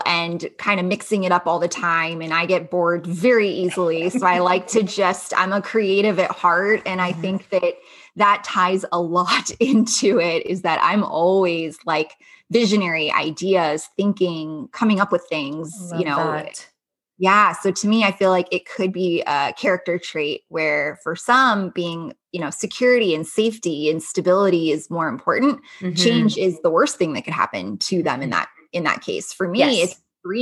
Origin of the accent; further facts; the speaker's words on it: Los Angeles, California, United States; now in Las Vegas, United States; I'm originally from Los Angeles, just outside the LA area. Actually grew up in the Valley